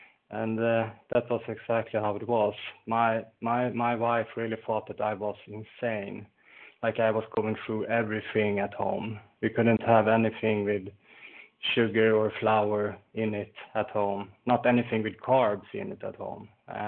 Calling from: Falun, Dalarna County, Sweden; I'm calling from Falun in Sweden, sunny Sweden today.

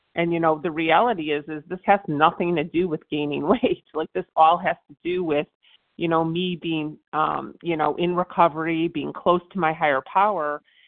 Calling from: Virginia, United States; All right, this is … I'm calling from Virginia.

